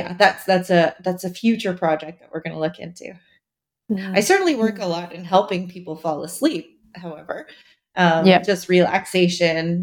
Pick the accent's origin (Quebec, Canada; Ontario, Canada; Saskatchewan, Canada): Quebec, Canada; Montreal; I'm from Montreal in Canada, and we have special bagels